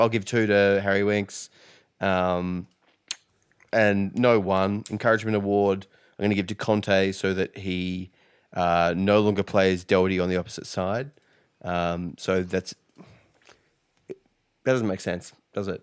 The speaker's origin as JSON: {"language": "English", "town": "Perth", "region": "Western Australia", "country": "Australia", "moved": "yes", "lives_now": "Victoria, Australia", "said": "I'm from Perth originally, which is on the other side"}